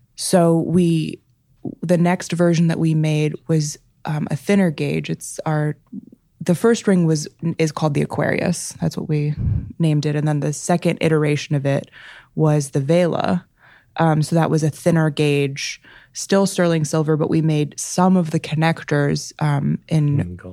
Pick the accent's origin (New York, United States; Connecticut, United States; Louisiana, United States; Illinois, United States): Illinois, United States; Chicago; I grew up in Chicago. Um, yeah, right in the city um, right across the street from Lincoln Park